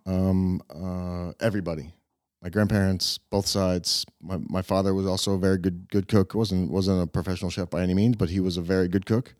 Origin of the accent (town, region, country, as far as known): Tampa, Florida, United States; born or raised there; moved away as an adult; also born or lived in Cleveland, Ohio; now in Prague, Czech Republic